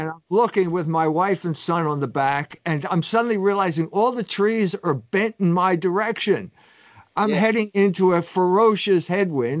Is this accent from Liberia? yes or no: no; United States